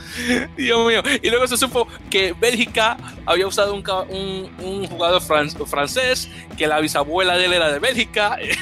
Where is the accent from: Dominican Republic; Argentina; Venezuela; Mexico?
Dominican Republic; como decimos en Dominicana